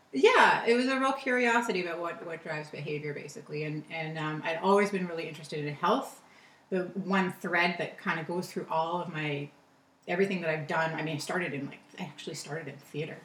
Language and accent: English; Toronto, Ontario, Canada; also born or lived in California; Toronto is where I grew up